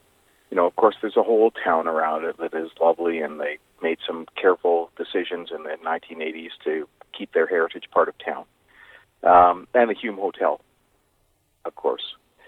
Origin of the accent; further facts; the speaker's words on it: Edmonton, Alberta, Canada; moved away; also born or lived in Robson Valley, British Columbia; I may have been born and raised in Edmonton, but I spent a significant time in the Robson Valley and around Valmont in my time.